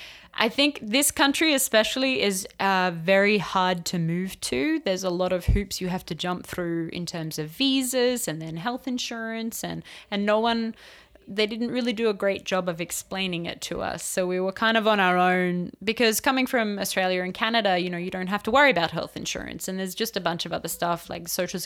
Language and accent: English; United States; But I'm from America would fly.